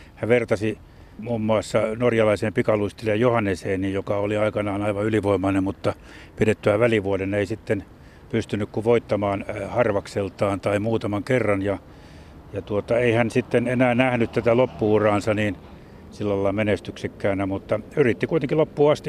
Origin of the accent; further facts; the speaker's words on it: Jyväskylä, Central Finland, Finland; itsekin pikkupoikana viisikymmentäluvulla, kun kauppakadulla Jyväskylässä puutalomiljöössä asuttiin